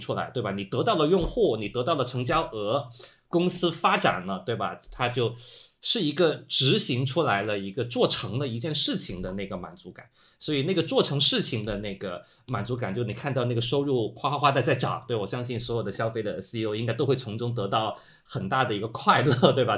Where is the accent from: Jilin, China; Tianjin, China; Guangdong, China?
Guangdong, China; Guangzhou; moved away as an adult; also born or lived in Hong Kong; 因为我是广州人嘛，从广州去香港上学比较近